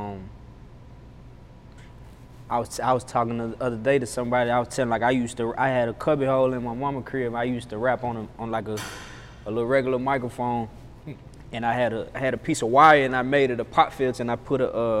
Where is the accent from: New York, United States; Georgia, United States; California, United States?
Georgia, United States; Atlanta; So most people probably know Boulder Crest, but I'm from Flat Shoals. It's really same old shit, really growing up